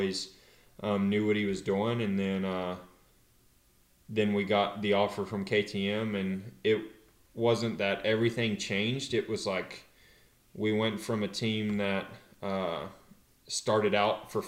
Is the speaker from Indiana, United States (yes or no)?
no; North Carolina, United States; moved away as an adult; now in California, United States; growing up in North Carolina, it just feels a lot more like home